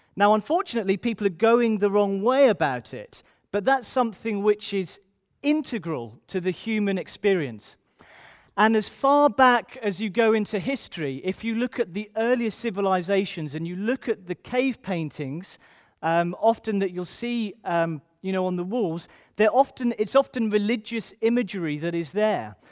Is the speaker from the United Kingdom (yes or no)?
yes; Ipswich, East of England, United Kingdom; I'm from Ipswich originally.